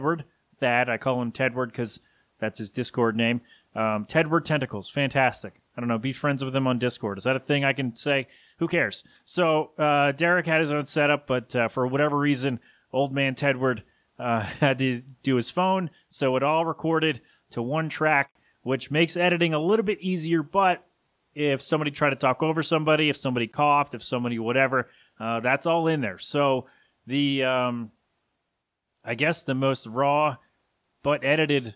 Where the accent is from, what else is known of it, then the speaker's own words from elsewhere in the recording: Philadelphia, Pennsylvania, United States; I'm from Philly.